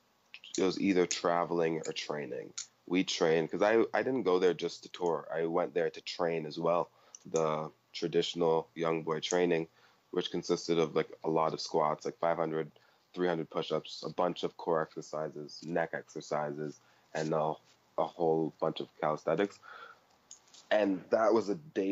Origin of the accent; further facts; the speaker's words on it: Canada; I'm from Canada.